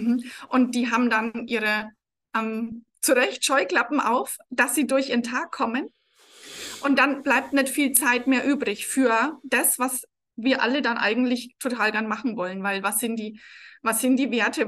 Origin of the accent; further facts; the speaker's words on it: Franconia, Bavaria, Germany; accent: rolled R (Franconian); man hört es vermutlich, ich roll das Erraweng. Also ich bin aus Franken